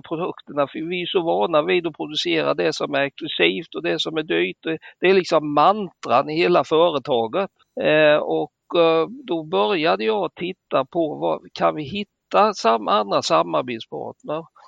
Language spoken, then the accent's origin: Swedish; Småland, Sweden; vi som smålänningar